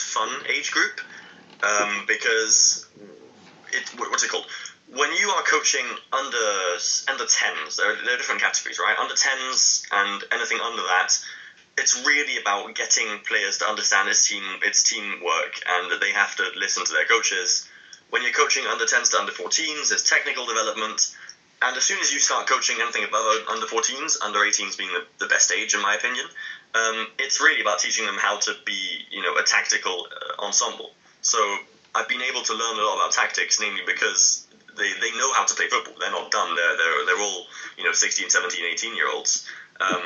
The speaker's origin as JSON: {"language": "English", "region": "London", "country": "United Kingdom", "tie": "born or raised there", "said": "I grew up in London"}